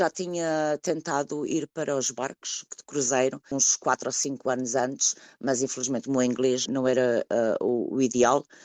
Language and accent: Portuguese; Lisbon, Portugal; first language Portuguese; moved away as an adult; also born or lived in London, United Kingdom; now in Ashford, United Kingdom; Quando cheguei aqui, estava muito frio, era outubro, vinha de Lisboa